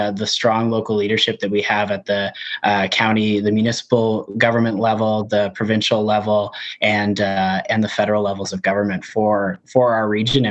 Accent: Chesley, Ontario, Canada; I grew up in Chesley, so right down the road from a launch pad there

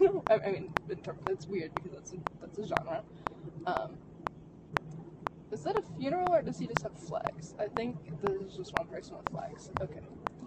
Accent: Chicago, Illinois, United States; I'm from Chicago, so I've witnessed Wisconsin drivers all the time

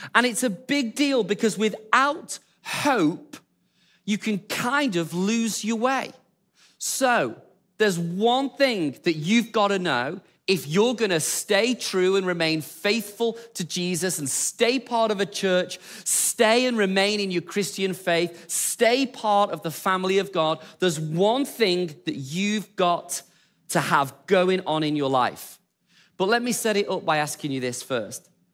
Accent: England, United Kingdom; we're English

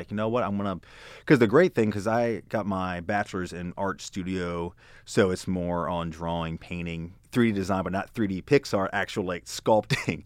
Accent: Hanover, Pennsylvania, United States; moved away as an adult; also born or lived in Baltimore / North Carolina; now in Texas, United States; grew up in Pennsylvania

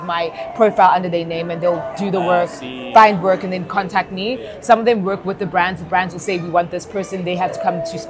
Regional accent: Durban, KwaZulu-Natal, South Africa; I'm from Durban

